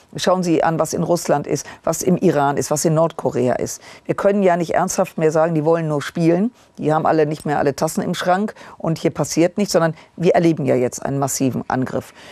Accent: Rhineland, Germany; ich als Rheinländerin

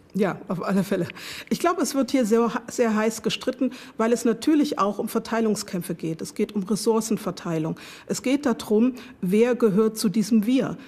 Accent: Germany; Ich bin in der DDR aufgewachsen, geboren, aufgewachsen äh, und habe dort meine Sozialisation erfahren

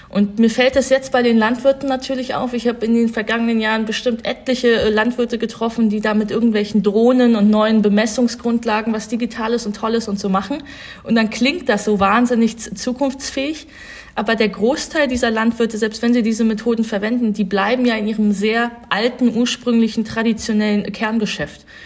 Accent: North Rhine-Westphalia, Germany; Und ich komme ja aus Nordrhein-Westfalen, habe jetzt keine Familiengeschichte in der Richtung, aber ich kenne natürlich diese ganzen Familien.

